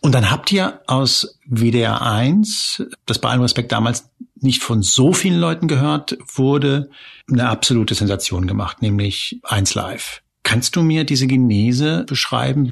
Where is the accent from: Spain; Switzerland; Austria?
Spain; now in Germany; ich bin ja gebürtig aus Spanien